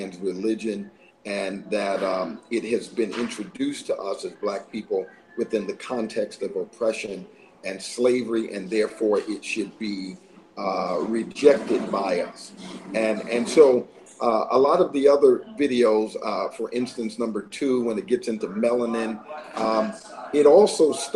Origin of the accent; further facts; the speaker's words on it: Clearwater, Florida, United States; also born or lived in Queens, New York; I'm originally from Queens, New York, and grew up in Clearwater, Florida